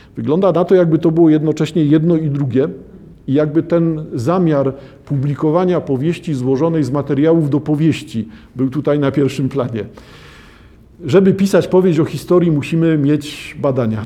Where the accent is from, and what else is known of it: Poland